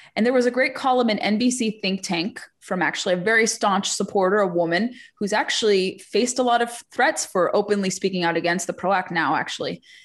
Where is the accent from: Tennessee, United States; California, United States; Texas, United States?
California, United States; moved away; California is my home state originally